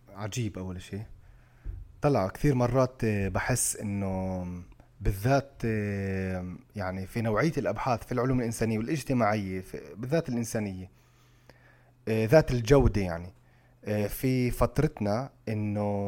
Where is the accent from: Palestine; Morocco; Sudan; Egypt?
Palestine; احنا كفلسطينيين